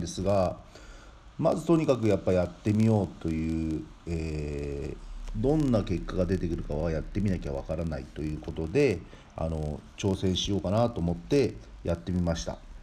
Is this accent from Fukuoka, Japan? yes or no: no; Tomioka, Gunma, Japan; 私が住んでいる群馬の富岡